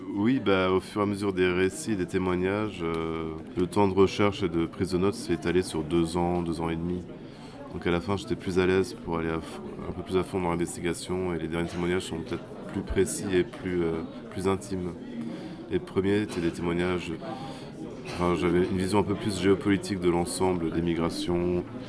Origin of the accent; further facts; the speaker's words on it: France; c'est chez nous en France